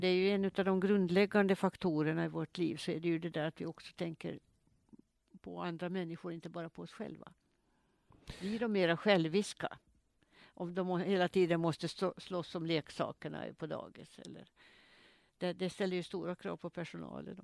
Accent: Åland Islands; also born or lived in Mariehamn; Statabyggnaden på Kastrineholms kungsgård där jag är född

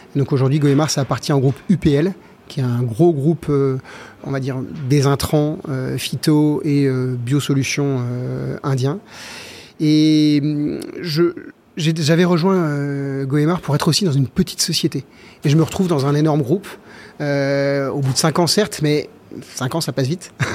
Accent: Versailles, Île-de-France, France; now in Saint-Lunaire, France; J'ai grandi à Versailles dans le 78

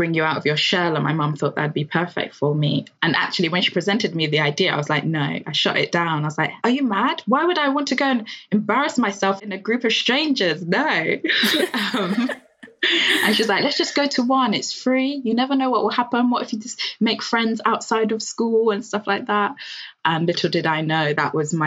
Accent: Nigeria; being queer and being Black and being Nigerian

